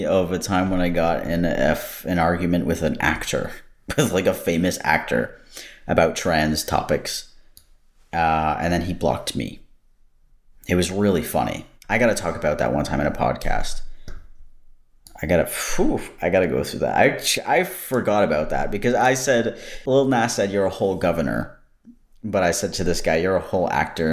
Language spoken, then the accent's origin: English; United States; moved away as an adult; now in Canada; I'm American